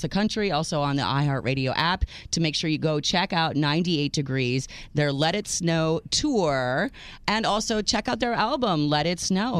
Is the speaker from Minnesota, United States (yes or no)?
yes; Minneapolis, Minnesota, United States; I grew up in Minneapolis